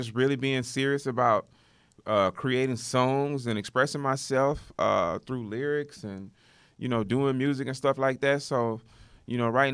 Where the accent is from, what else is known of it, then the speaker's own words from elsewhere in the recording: Houston, Texas, United States; South Park, Houston, Texas. I jumped out of Jeff Davis Hospital, which I ain't even there no more, so I'm showing my age. I jumped out of Jeff Davis Hospital and landed on Malmedy Street